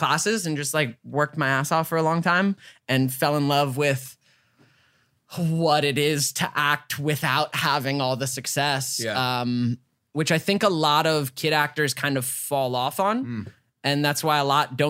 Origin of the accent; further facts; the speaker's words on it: Georgia, United States; moved away; I came from Georgia. Grew up in Georgia